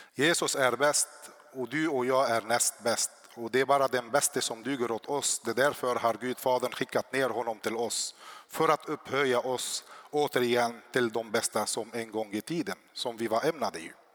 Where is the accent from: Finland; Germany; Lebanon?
Lebanon; South Lebanon; now in Sweden; jag är född i Libanon, i södra Libanon. I uppväxt i kriget där så kom jag till Sverige år 99